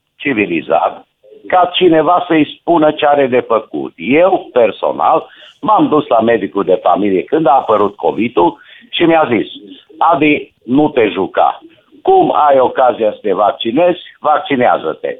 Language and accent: Romanian; Romania; eu sunt român